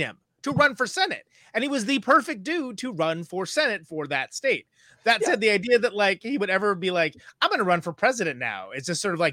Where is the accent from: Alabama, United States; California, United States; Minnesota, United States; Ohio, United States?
California, United States; Oakland; I'm from Oakland